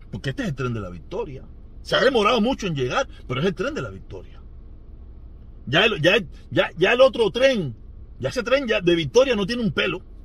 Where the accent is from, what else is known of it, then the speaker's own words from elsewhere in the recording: Cuba; país donde yo nací